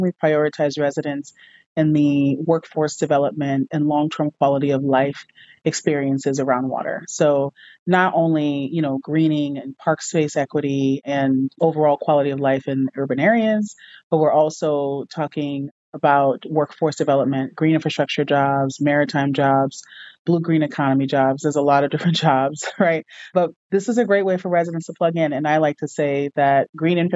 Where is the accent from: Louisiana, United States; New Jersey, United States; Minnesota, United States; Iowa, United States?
Louisiana, United States; New Orleans; I grew up in New Orleans